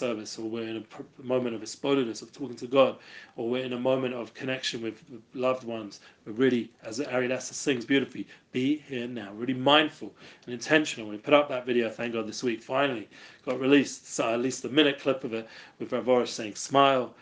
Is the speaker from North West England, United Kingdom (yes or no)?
no; London, United Kingdom; moved away; I'm from England, from London